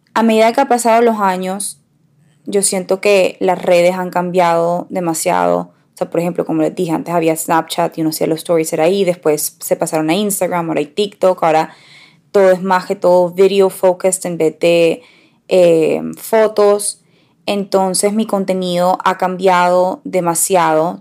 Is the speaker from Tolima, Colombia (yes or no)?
no; Barranquilla, Atlántico, Colombia; Nosotras crecimos en Barranquilla